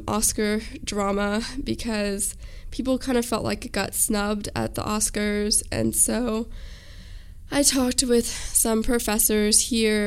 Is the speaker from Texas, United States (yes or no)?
yes; Austin, Texas, United States; now in San Marcos, United States; I'm from Austin and so I've grown up with Torchies